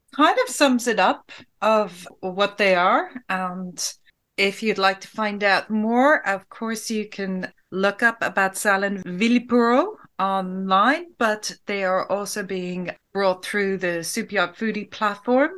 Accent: Ireland; as an Irish person

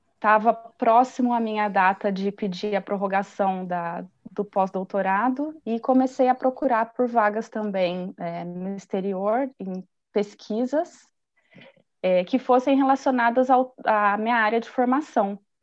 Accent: Brazil; moved away as an adult; eu vim como brasileira.

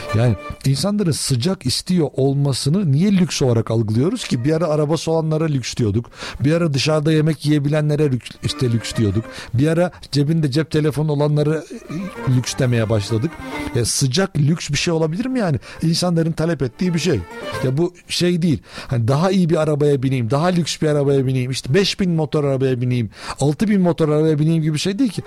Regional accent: Turkey

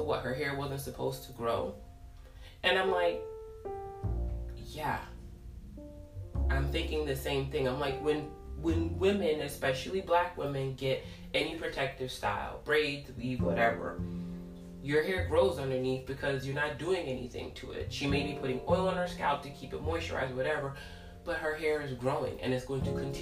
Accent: New York City, New York, United States; I grew up in Brooklyn off of Church Ave

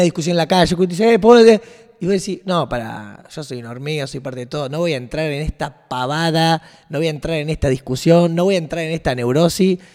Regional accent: Rosario, Santa Fe, Argentina; como Rosarino

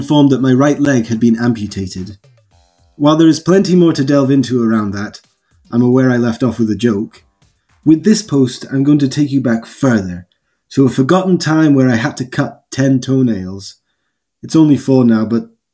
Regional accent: Highlands of Scotland, United Kingdom; I grew up in the Highlands of Scotland

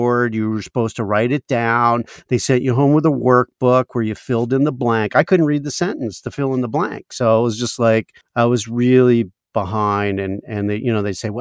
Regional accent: Maryland, United States; moved away; back in Maryland where I grew up

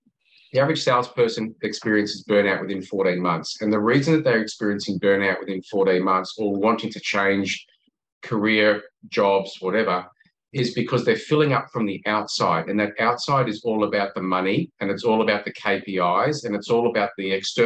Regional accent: Australia; accent: Australian; I'm obviously an Australian, you can tell by the accent

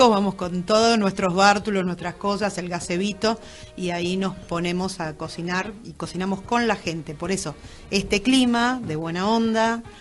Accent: Moreno, Buenos Aires Province, Argentina; la mayoría somos de Moreno, tenemos algunos

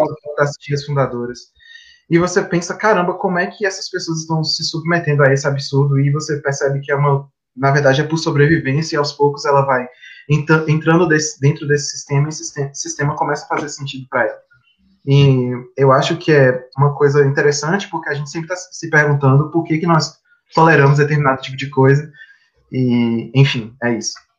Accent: Vitória da Conquista, Bahia, Brazil; sou de Vitória da Conquista, uma cidade do interior da Bahia

